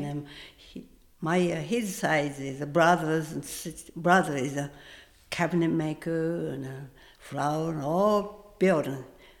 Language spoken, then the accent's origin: English; Tokyo, Japan; English is a second language; moved away as an adult; now in United States; But I'm from Japan.